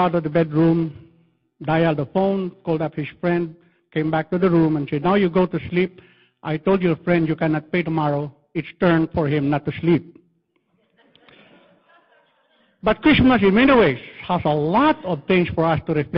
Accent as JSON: {"language": "English", "country": "Philippines", "accent": "Filipino English", "said": "I'm using Filipino English"}